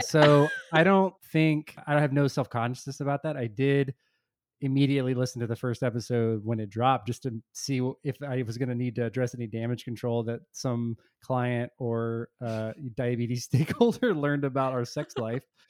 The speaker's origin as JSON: {"language": "English", "region": "Texas", "country": "United States", "tie": "born or raised there", "said": "I grew up in Texas"}